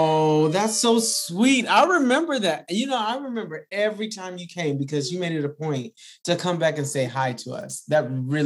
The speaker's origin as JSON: {"language": "English", "region": "the Deep South", "country": "United States", "tie": "born or raised there", "said": "I grew up in the South, in the deep South"}